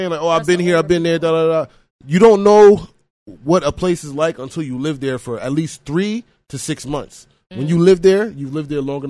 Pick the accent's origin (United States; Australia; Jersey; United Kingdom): United States; Bellport, New York; moved away as an adult; also born or lived in Atlanta, Georgia / Margate, Florida / Jamaica (ancestry); now in Florida, United States; I grew up in New York, lived there my whole life, and then I moved to Atlanta, and then I came down here.